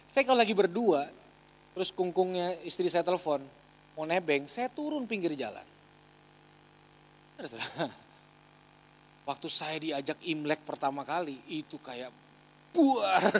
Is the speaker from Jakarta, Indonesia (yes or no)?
no; Ambon, Maluku, Indonesia; Saya asli Ambon, mama Manado.